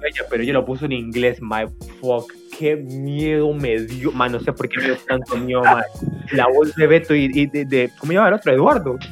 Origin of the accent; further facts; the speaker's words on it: Costa Rica; los que somos de Costa Rica y crecimos